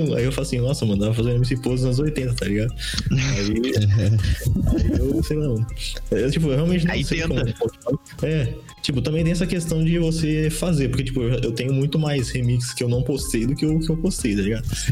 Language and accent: Portuguese; interior of São Paulo, Brazil; sou, do, interior de São Paulo, tá ligado? É, é, bem, bem interiorzão mesmo